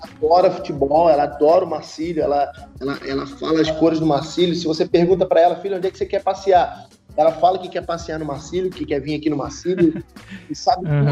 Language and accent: Portuguese; Rio de Janeiro, Brazil; also born or lived in Itajaí; eu sou do Rio, né? Sou, sou nascido criado no Rio